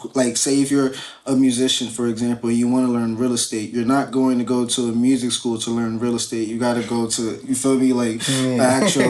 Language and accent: English; New York, United States; now in Connecticut, United States; But I am from the Bronx, though.